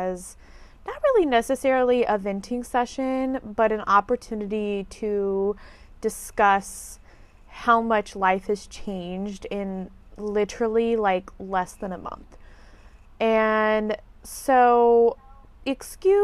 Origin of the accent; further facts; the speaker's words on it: Indiana, United States; moved away as an adult; also born or lived in Texas / Fort Wayne, Indiana; now in Florida, United States; I am from Indiana. I lived in Indiana from the age of, I believe I was like one or two when we moved to Indiana from Texas